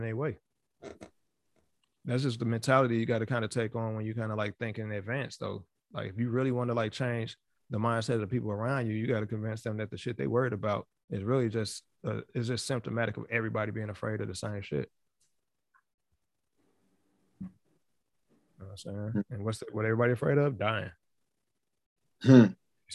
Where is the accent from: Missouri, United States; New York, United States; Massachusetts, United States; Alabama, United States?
New York, United States; my hometown. You know what I'm saying? In New York